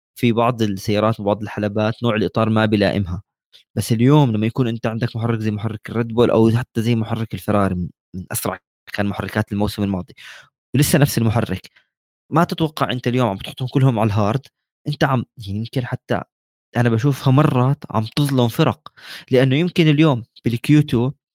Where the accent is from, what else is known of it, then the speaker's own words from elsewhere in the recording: Jordan; عندنا بالاردن بنحكي هيك